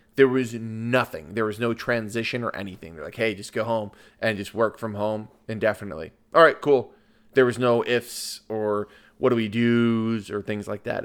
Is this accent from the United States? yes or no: yes; Lyons, Illinois, United States; I grew up in Lyons